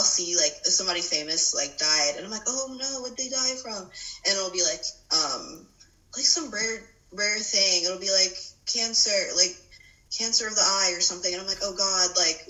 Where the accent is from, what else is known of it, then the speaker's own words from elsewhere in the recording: Salisbury, North Carolina, United States; No, I'm from Salisbury.